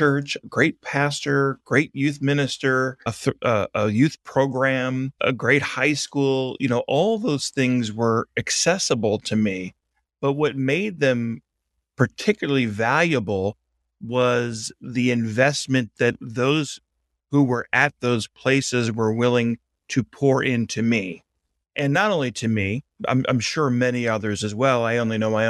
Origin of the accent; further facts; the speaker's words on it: Baltimore, Maryland, United States; accent: Baltimore; moved away as an adult; also born or lived in New York / St. Louis, Missouri; I'm originally from Baltimore, Maryland